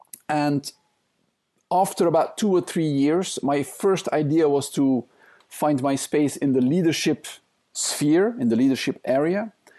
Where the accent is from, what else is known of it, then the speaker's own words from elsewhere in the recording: Belgium; English is a second language; now in Thailand; So I'm originally from Belgium. I spent most of my life, though, in Asia.